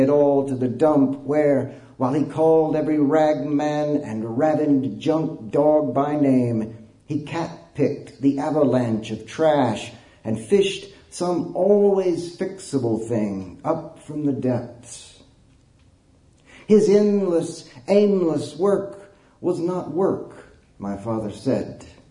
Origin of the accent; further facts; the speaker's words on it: Snyder, Texas, United States; I grew up in West Texas, in a little bitty town in West Texas called Snyder.